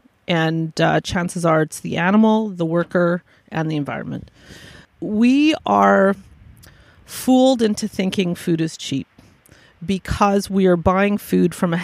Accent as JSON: {"language": "English", "town": "Vancouver", "region": "British Columbia", "country": "Canada", "tie": "born or raised there", "moved": "yes", "said": "I was born and raised in Vancouver"}